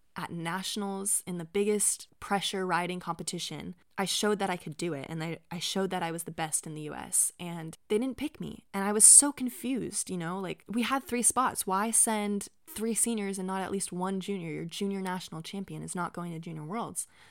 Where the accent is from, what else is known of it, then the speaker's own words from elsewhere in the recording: Bay Area, California, United States; my hometown in the Bay Area